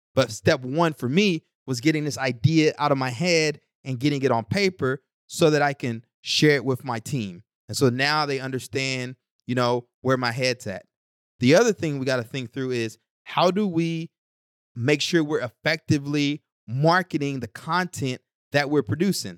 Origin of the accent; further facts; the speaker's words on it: East Texas, United States; now in Newark, United States; growing up in East Texas